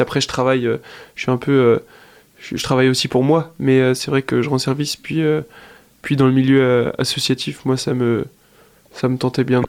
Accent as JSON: {"language": "French", "town": "Angers", "region": "Pays de la Loire", "country": "France", "tie": "born or raised there", "said": "je suis angevin, je suis né à Angers"}